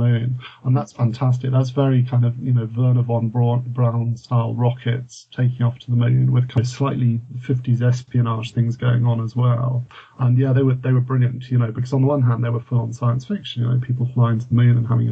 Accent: United Kingdom; born or raised there; also born or lived in France

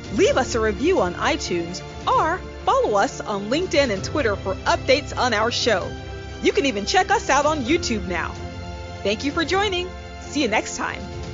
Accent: Tennessee, United States; the senator from my home state

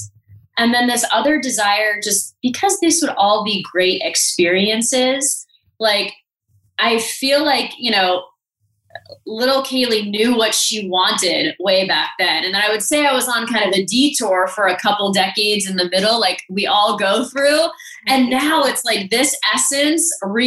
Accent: South Florida, United States; moved away as an adult; also born or lived in San Francisco; South Florida, which is where I grew up

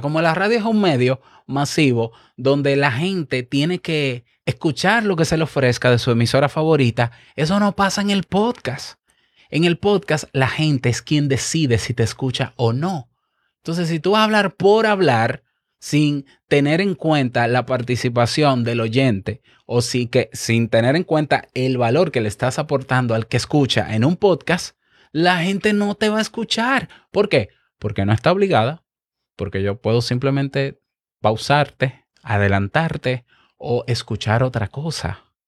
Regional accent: Dominican Republic; yo como dominicano

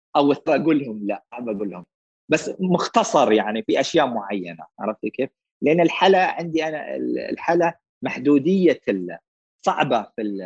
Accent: Eastern Province, Saudi Arabia; moved away as an adult; also born or lived in Riyadh; انا من اهل الشرقيه

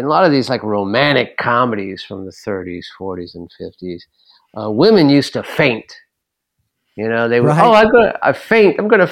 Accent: Los Angeles, California, United States; now in New Orleans, United States; I grew up in Los Angeles with the Santa Monica, Venice beaches, Long Beach.

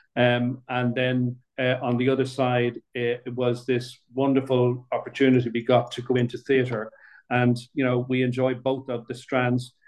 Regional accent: Dublin, Leinster, Ireland; moved away as an adult; also born or lived in Middle East / United Kingdom; I grew up in Dublin, born, bred, and buttered in Dublin

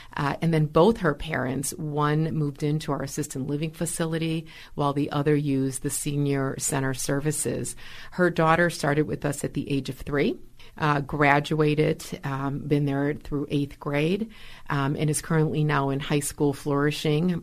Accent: Milwaukee, Wisconsin, United States; I was born and raised here in Milwaukee

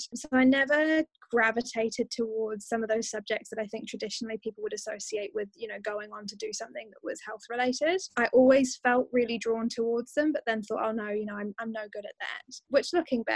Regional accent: Dorchester, South West England, United Kingdom; I grew up in a town called Dorchester, which is the county town of a county called Dorset in the UK

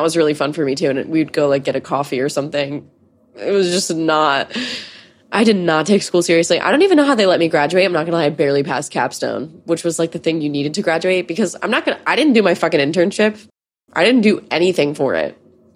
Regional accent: near Sandy Hook, Connecticut, United States; I grew up near Sandy Hook.

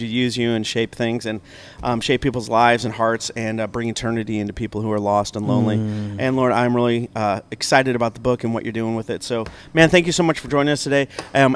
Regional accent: Illinois, United States; moved away; I'm from Illinois, and so we have apple trees up there

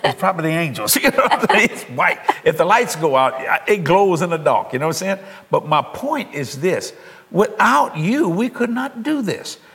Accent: New Orleans, Louisiana, United States; I use the word ain't because I'm eyes from New Orleans

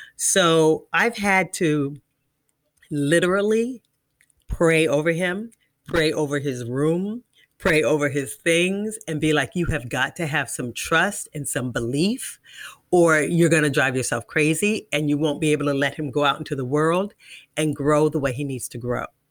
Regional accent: Washington, District of Columbia, United States; I'm from Washington, D C.

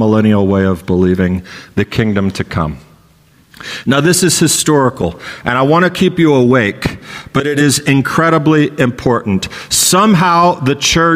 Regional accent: Texas, United States; moved away; I grew up in Texas, part of my life.

